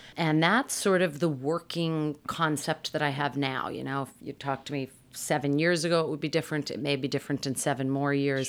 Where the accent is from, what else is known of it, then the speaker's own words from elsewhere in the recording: Massachusetts, United States; I grew up in Massachusetts